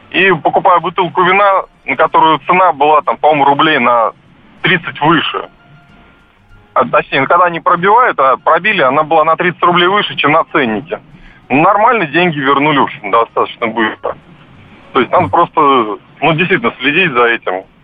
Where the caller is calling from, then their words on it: Moscow, Russia; Здравствуйте, я из Москвы.